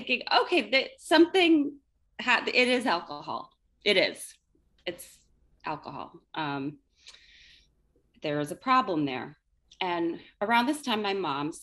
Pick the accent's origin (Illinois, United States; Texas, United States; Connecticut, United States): Connecticut, United States; also born or lived in Dublin, Ireland; I grew up in Connecticut. I'm still here, been here most of my life, spent some time in Dublin, Ireland.